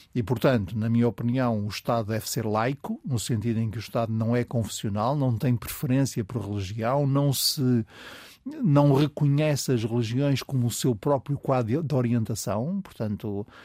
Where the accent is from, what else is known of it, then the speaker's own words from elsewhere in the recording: the North, Northern Portugal, Portugal; eu sou do Norte, de uma família conservadora do Norte